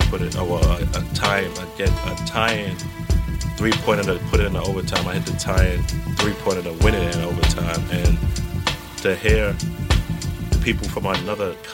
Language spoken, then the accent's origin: English; New York City, New York, United States; growing up in New York City